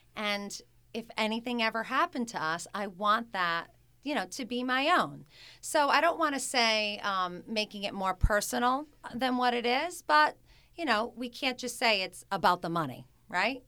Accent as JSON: {"language": "English", "town": "Smithfield", "region": "Rhode Island", "country": "United States", "tie": "born or raised there", "also_born_or_lived": "New York", "said": "I'm a classic Rhode Island girl. I grew up in Smithfield, Rhode Island"}